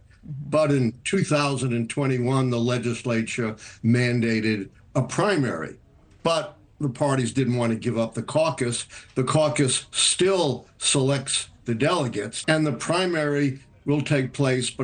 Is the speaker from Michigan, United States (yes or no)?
no; Maryland, United States; my home state of Maryland